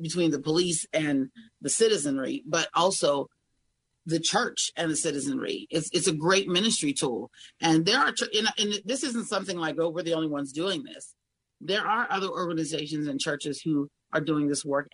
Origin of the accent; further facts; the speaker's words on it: Greene County, Pennsylvania, United States; also born or lived in Washington County, Pennsylvania; now in Allegheny County, United States; I've lived most of my life in Washington County. I was raised in Greene County, okay, but I moved to Allegheny County a little over a year ago